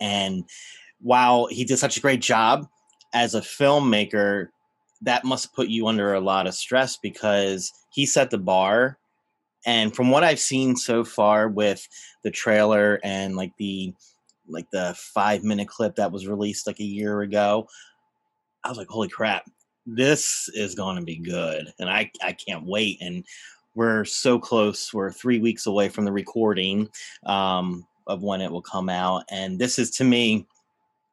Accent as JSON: {"language": "English", "region": "New Jersey", "country": "United States", "tie": "born or raised there", "said": "my home state"}